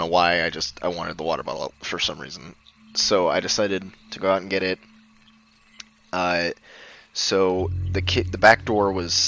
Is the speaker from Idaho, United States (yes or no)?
yes; Idaho, United States; also born or lived in Northern California; I was born in a small town in Northern California, almost on the Oregon border, but I grew up in Idaho